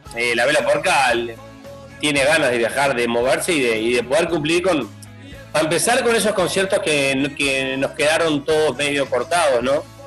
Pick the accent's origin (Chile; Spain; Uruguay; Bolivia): Uruguay